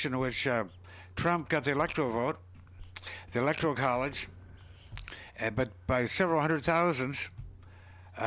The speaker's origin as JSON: {"language": "English", "region": "Minnesota", "country": "United States", "said": "I'm from Minnesota"}